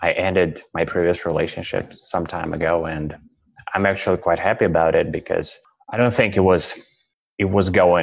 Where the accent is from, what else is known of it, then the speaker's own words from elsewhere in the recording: Russia; English is a second language; moved away as an adult; now in Canada; I'm originally from Russia, and now I'm living in Canada, and I've been here for 1 year.